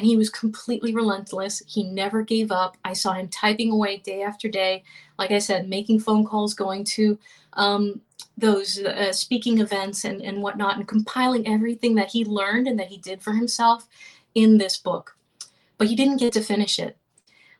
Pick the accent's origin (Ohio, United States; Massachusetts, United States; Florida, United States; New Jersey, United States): Florida, United States; We grew up in Florida.